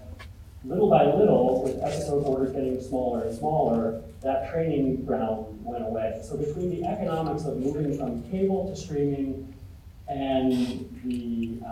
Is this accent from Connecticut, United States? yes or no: no; Bethlehem, Pennsylvania, United States; moved away; growing up in Bethlehem